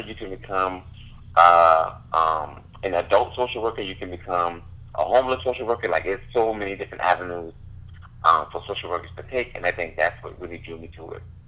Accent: Charleston, South Carolina, United States; now in Charlotte, United States; I'm from Charleston, South Carolina. Right now, I'm living in Charlotte, North Carolina

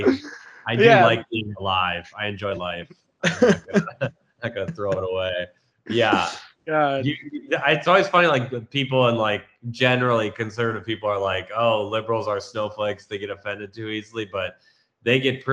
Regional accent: Minnesota, United States; now in Chicago, United States; I'm from Minnesota. I live in Chicago now

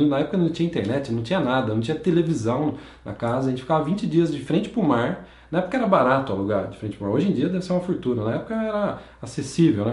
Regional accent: Campinas, São Paulo, Brazil; also born or lived in São João da Boa Vista; eu nasci em São João da Boa Vista, no interior de São Paulo, mas eu sempre cresci em Campinas

